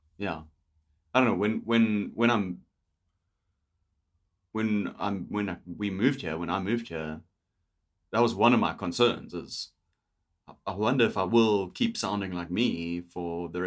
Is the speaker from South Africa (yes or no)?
yes; South Africa; moved away as an adult; now in Vancouver, Canada; I'm fucking from here